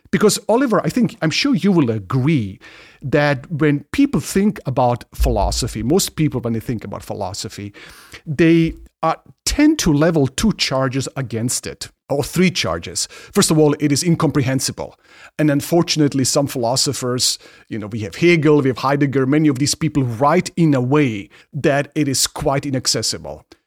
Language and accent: English; Ingolstadt, Bavaria, Germany; moved away; I grew up in Germany and in a town, in a city, town, uh, Ingolstadt